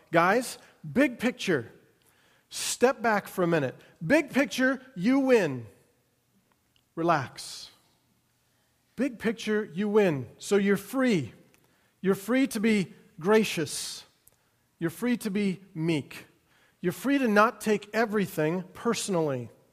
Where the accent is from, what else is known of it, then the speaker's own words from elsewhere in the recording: United States; who we are as Americans